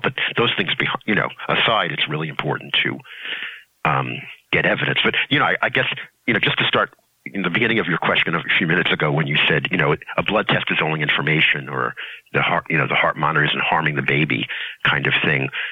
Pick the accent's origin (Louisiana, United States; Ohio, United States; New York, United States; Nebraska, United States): New York, United States; New York City; I grew up in Brooklyn